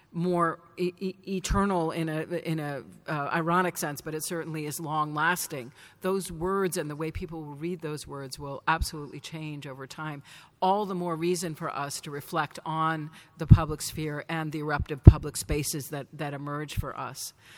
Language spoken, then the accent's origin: English; Danvers, Massachusetts, United States; Salem, where I grew up